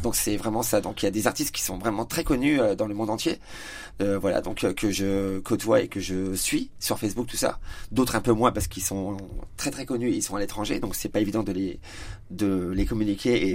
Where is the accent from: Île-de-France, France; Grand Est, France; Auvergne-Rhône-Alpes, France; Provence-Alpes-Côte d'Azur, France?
Grand Est, France; Épernay; now in Châlons-en-Champagne, France; Je suis marnais, donc euh, je suis d'Épernay à la base, je suis éperné de naissance